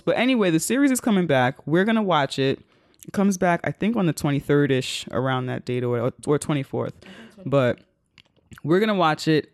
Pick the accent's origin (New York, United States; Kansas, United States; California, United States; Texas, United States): New York, United States; I'm a New Yorker.